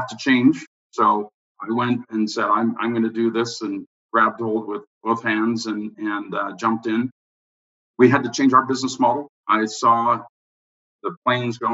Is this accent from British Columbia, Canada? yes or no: yes; Vancouver, British Columbia, Canada; moved away as an adult; also born or lived in London; now in Toronto, Canada; I went to Western, but I'm from Vancouver